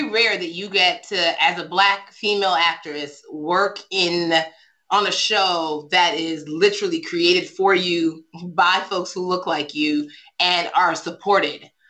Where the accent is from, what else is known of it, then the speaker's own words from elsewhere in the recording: Nigeria; I did a whole setup for my book tour driver because I'm